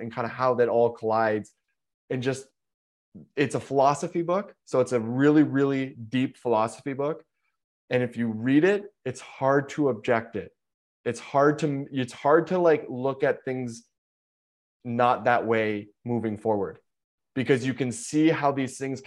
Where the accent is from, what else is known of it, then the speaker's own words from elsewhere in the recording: Canada; also born or lived in Chicago; I'm Canadian